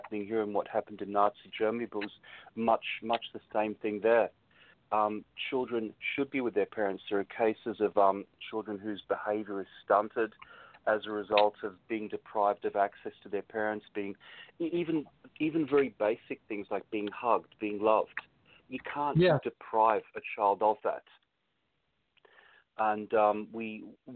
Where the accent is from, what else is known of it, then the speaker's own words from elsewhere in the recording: Australia; I come from Australia